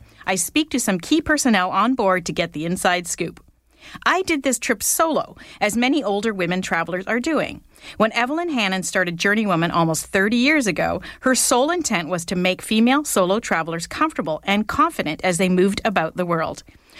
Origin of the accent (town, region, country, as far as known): Canada